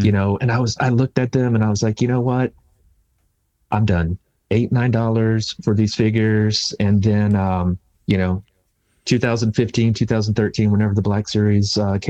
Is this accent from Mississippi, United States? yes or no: no; Houston, Texas, United States; I'm from Texas